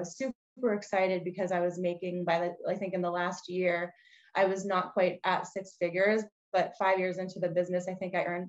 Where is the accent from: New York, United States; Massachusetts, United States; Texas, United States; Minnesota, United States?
Massachusetts, United States; Bridgewater; I grew up on the South Shore of Massachusetts in a town called Bridgewater. And I grew up with this, raised by a single mom, had two younger sisters, all girls in the family.